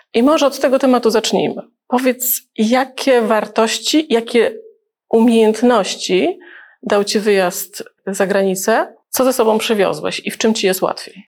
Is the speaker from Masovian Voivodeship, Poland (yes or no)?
no; Gdańsk, Pomeranian Voivodeship, Poland; also born or lived in Libya; też jestem z Gdańska